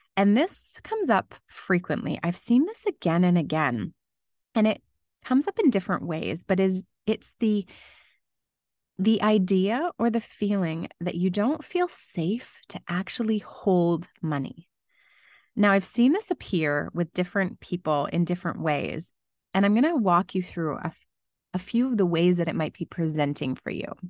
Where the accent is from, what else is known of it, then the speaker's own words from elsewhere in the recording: London, Ontario, Canada; moved away as an adult; Growing up in London, Ontario, I became very used to snowy Christmases for basically my whole life